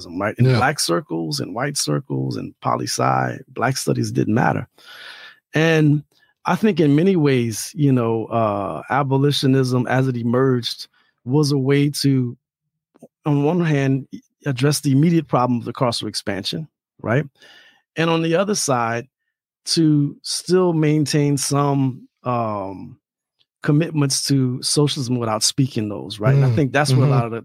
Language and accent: English; Louisiana, United States; now in Chicago, United States; where I grew up in Louisiana